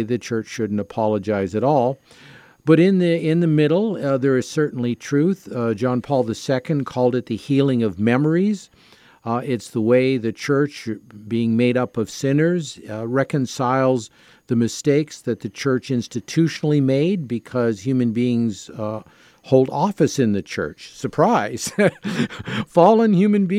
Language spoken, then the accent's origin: English; Canada; as a Canadian and as a Catholic